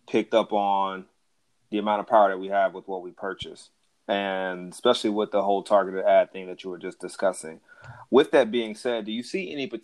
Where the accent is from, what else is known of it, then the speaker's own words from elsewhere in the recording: the South, United States; I grew up in the South